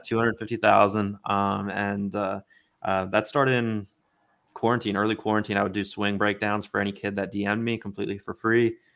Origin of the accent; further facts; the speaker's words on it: Baltimore, Maryland, United States; I was born in Baltimore and, uh, grew up an Orioles fan